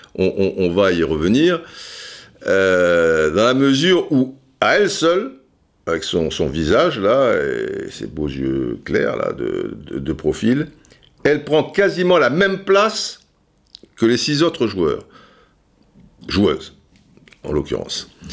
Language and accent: French; France; chez nous en France